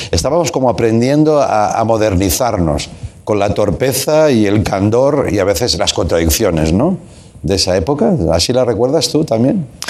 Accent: Tarragona, Catalonia, Spain; moved away as an adult; also born or lived in Barcelona; Yo vivía en Barcelona, fui a trabajar a Barcelona, yo soy de Tarragona

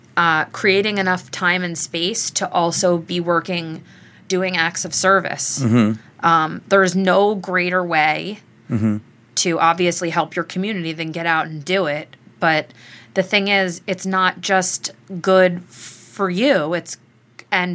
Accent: Key West, Florida, United States; I was born in Key West, Florida

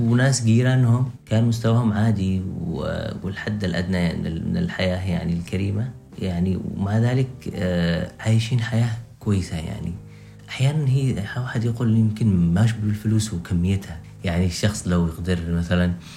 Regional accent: Yemen; إحنا كمجتمع يمني

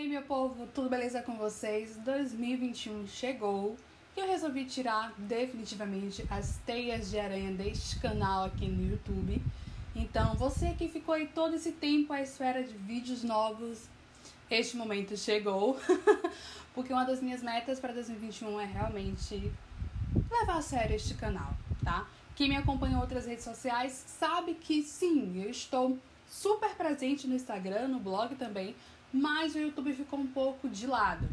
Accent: Bahia, Brazil; also born or lived in Alagoinhas / Salvador; eu sou baiana, moro em Alagoinhas, no interior da Bahia, e em Salvador

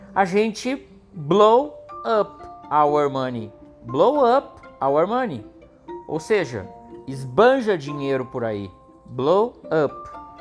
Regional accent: Gravataí, Rio Grande do Sul, Brazil; Eu nasci em Gravataí e cresci lá também

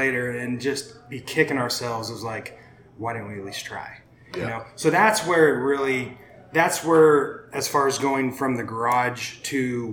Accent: Shattuck, Oklahoma, United States; now in Oklahoma City, United States; Grew up in the metropolis of Shattuck, Oklahoma

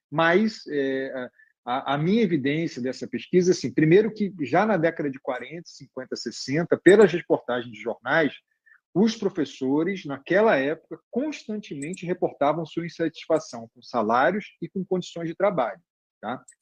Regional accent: Barbacena, Minas Gerais, Brazil; Quando eu era criança pequena em, em Barbacena

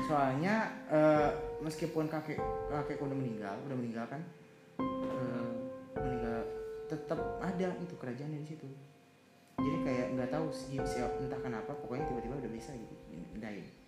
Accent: Betawi, Jakarta, Indonesia; keluarga Betawi itu kan gue dari Betawi

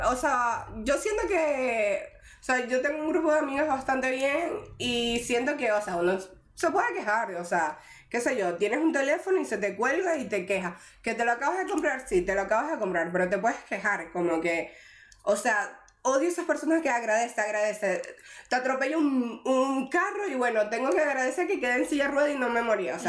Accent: Venezuela; moved away; yo vine desde Venezuela, tipo, niña de mami y papi, y ahorita, tipo, ya me valgo sola, soy re responsable.

